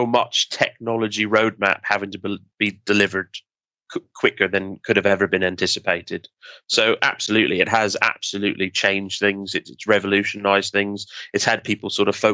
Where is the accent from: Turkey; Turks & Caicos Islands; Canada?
Canada; being Canadian